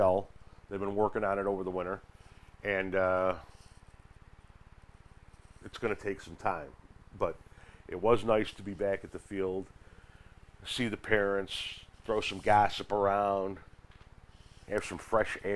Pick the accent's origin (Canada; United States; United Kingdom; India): United States; Midwest; moved away as an adult; where I grew up in the Midwest